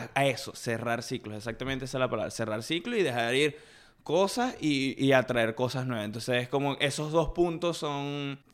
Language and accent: Spanish; Maracaibo, Zulia, Venezuela; now in Kansas, United States; Nací en Maracaibo, me crié en Ciudad